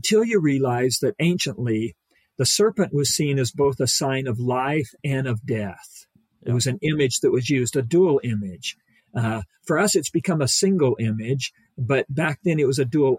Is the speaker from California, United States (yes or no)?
yes; Ridgecrest, California, United States; now in Provo, United States; I was raised out there in Ridgecrest